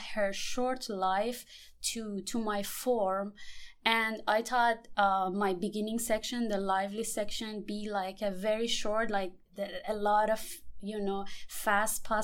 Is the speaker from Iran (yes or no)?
yes; Iran; now in Houston, United States; I'm coming from Iran